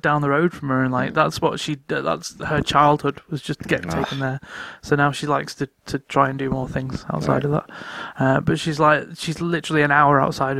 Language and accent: English; North West England, United Kingdom; I'm from River Mersey.